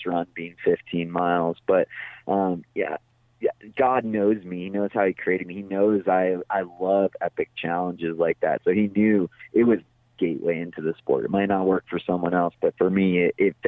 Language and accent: English; Big Bear Lake, California, United States; I grew up in Big Bear Lake in Southern California, up in the mountains up there